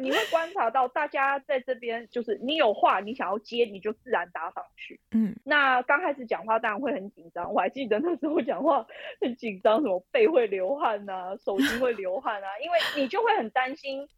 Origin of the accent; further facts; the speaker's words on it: Taipei, Taiwan; moved away as an adult; now in Harrisonburg, United States; 因为我从小就在台北市长大